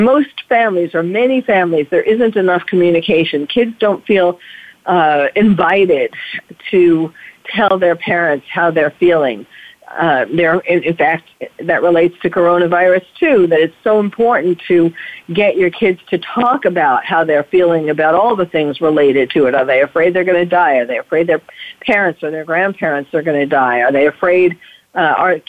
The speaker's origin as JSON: {"language": "English", "town": "New York City", "region": "New York", "country": "United States", "tie": "born or raised there", "moved": "yes", "lives_now": "California, United States", "said": "I'm a New Yorker, born and bred. I mean, I live in California now, but New York is still in me"}